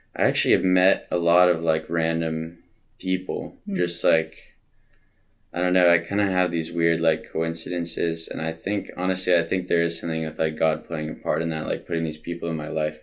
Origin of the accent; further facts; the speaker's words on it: Tacoma, Washington, United States; also born or lived in Montana / California; I lived most of my life in Tacoma. Mm-hmm. Uh, I was born in Montana, and I lived in California for a little bit